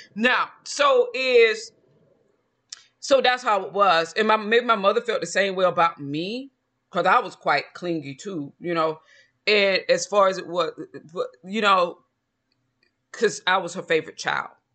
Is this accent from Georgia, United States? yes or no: yes; Georgia, United States; I'm from Georgia